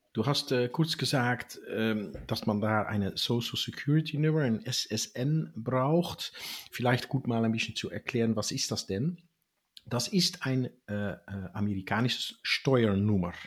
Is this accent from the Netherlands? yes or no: yes; Netherlands; ich bin in, in Holland geboren von einem holländischen Vater und einer amerikanischen Mutter